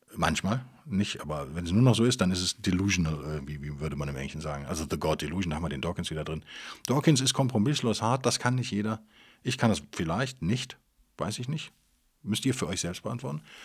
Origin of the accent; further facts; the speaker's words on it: Cologne, North Rhine-Westphalia, Germany; Als Kölner